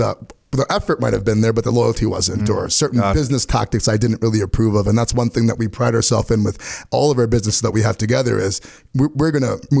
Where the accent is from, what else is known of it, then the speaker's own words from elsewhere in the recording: Oakville, Ontario, Canada; I grew up in Oakville